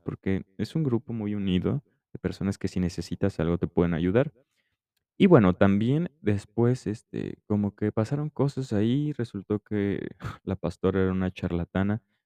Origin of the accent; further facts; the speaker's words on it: Mexico; yo crecí en México